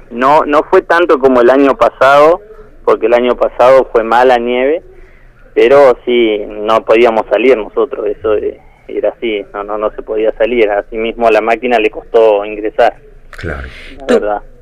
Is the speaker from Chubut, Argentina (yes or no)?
yes; Chubut, Argentina; nosotros venimos de Chubut, que allá veníamos con otra cultura, lo que es la ganadería, y acá en Santa Cruz nos encontramos con, con otra con otro panorama